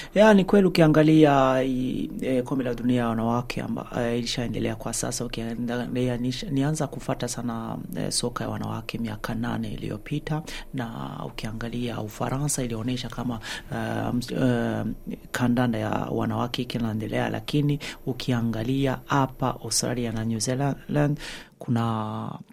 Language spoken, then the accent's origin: Swahili; Burundi; moved away as an adult; now in Sweden; Mi ni raia wa Sweden lakini natoka Burundi. nishaishi Sweden miaka kumi na moja